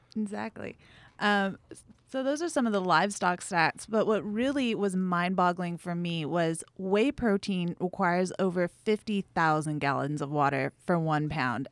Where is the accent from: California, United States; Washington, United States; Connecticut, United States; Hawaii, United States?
Hawaii, United States; Big Island of; moved away; I'm from the Big Island of Hawaii, hmm. so we've been ranching cattle there. I think for six generations.